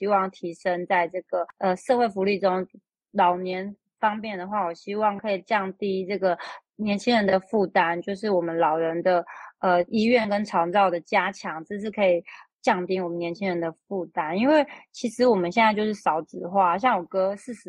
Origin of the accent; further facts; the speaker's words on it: Zhongli, Taoyuan, Taiwan; 因为我从小就在中立长大。中立就是介于一个城市跟乡下的中间，然后它有点像呃开发中国家吧。